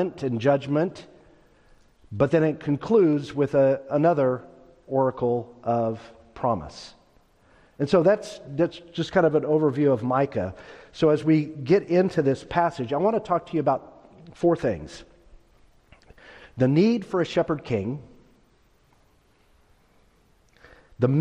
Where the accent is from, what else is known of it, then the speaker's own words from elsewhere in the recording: Stockton, California, United States; When I was a boy raised in Northern California, I was born in Stockton